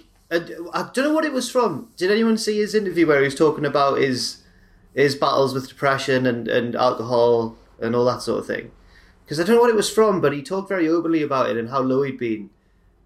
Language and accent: English; England, United Kingdom; as English people